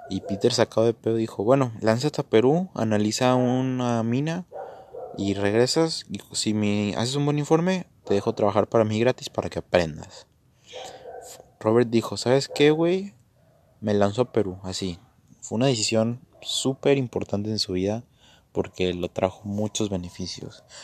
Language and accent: Spanish; Mexico; creo que lo voy a hacer en la Bolsa Mexicana de Valores, pues porque yo soy de México, es un terreno conocido